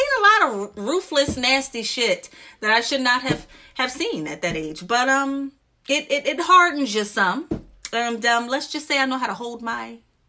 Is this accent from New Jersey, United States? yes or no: yes; New Jersey, United States; But I'm not from Camden. I'm from the suburbs. My mom did move us out.